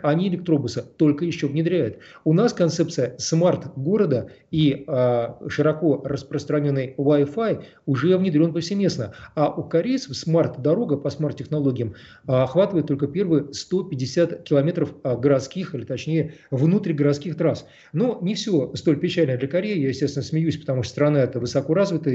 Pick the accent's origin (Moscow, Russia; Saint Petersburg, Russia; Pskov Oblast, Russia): Moscow, Russia; мы, москвичи